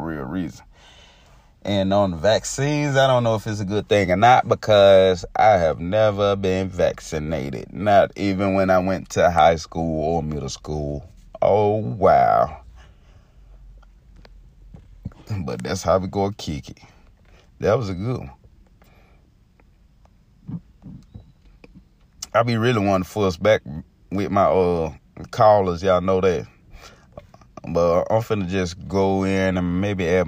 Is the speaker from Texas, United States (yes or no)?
no; middle Georgia, United States; I'm from Georgia, man. You know, middle of Georgia